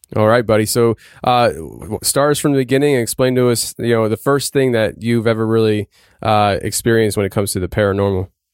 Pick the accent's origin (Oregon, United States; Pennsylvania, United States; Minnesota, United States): Pennsylvania, United States; my home state of Pennsylvania